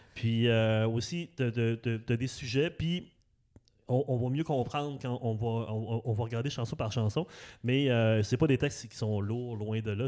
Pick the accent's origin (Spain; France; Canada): Canada; Saguenay, Quebec; also born or lived in Saint-Hubert; now in Repentigny, Canada; j'ai grandi en banlieue aussi, j'ai grandi à Arvida, au Saguenay